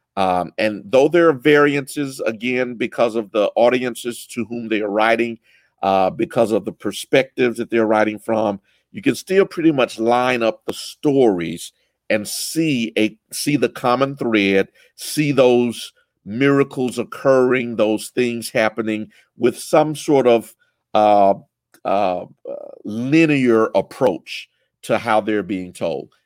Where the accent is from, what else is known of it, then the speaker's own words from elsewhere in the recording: United States; I'm an American